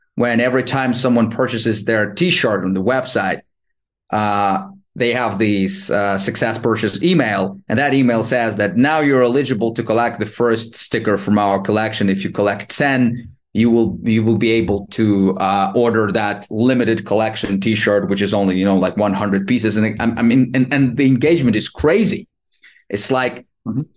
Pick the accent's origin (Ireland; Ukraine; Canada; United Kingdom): Ukraine; moved away as an adult; now in Barcelona, Spain; I was born and raised in Ukraine. Um, I'm 39 right now, and now currently I live in Barcelona, Spain